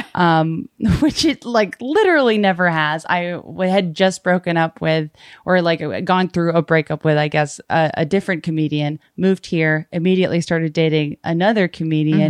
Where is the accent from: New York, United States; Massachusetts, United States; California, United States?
Massachusetts, United States; Brockton; moved away; I grew up in, uh, Massachusetts, in Brockton, Mass, and most of my family is still over there now